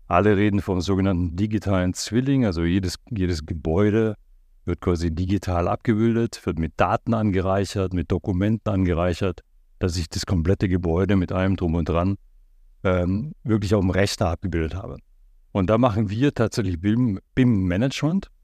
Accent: Black Forest, Baden-Württemberg, Germany; moved away; da unten, wo ich herkomme, also ich komme aus dieser Ecke

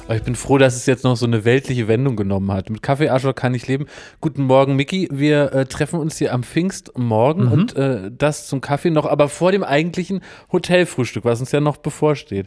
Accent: Berlin, Germany; ich bin ja gebürtiger Berliner

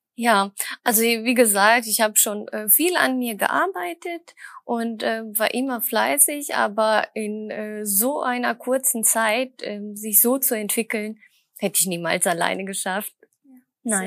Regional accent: Düsseldorf, North Rhine-Westphalia, Germany; Ich komme aus Düsseldorf

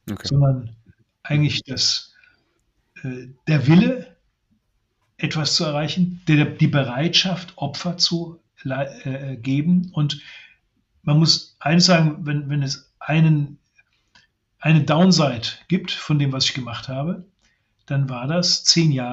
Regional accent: Brussels, Brussels-Capital Region, Belgium; Mein Vater war okay. Journalist. Ich bin in Brüssel aufgewachsen unter äh, den äh, unter Kindern, deren Eltern Diplomaten, äh, Eurokraten, Industriemanager gewesen sind.

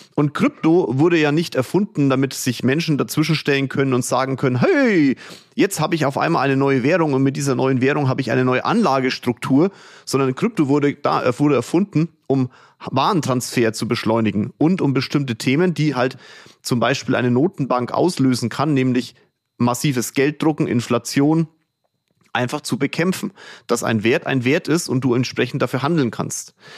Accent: Kulmbach, Bavaria, Germany; meiner Heimatstadt Kulmbach

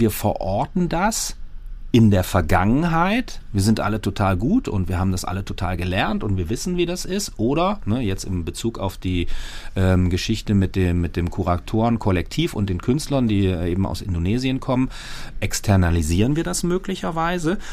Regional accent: Germany; als Deutsche

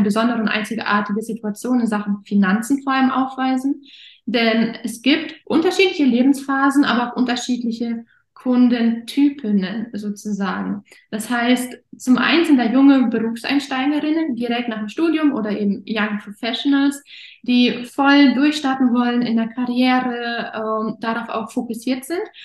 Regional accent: Offenburg, Baden-Württemberg, Germany; moved away as an adult; also born or lived in Kazakhstan / Erfurt; nicht da, wo ich aktuell wohne, also nicht meine Heimatstadt Offenburg

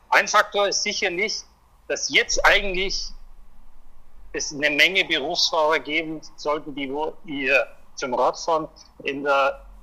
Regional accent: Germany; ich freue mich natürlich aus deutscher Sicht. Ich bin auch Deutscher

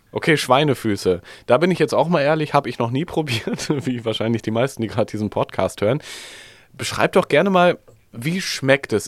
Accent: Germany; als Deutsche

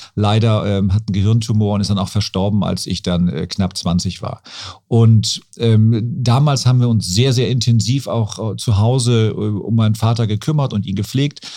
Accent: Hamburg, Germany; da bin ich quasi am Fuße des AEZs groß geworden

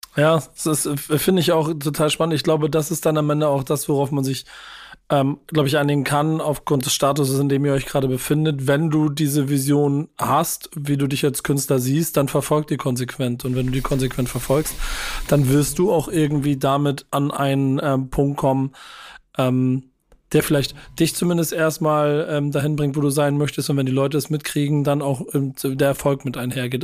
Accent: Hamburg, Germany; als Hamburger

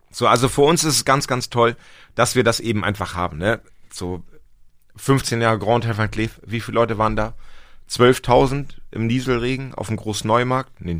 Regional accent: Lower Saxony, Germany; Ich komme aus Nord Nordniedersachsen.

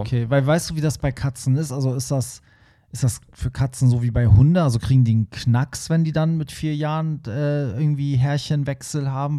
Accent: Hamburg, Germany; Für mich als Hamburger

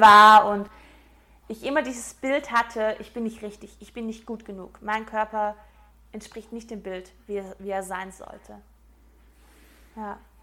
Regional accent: Swabia, Baden-Württemberg, Germany; ich bin eigentlich Schwabe

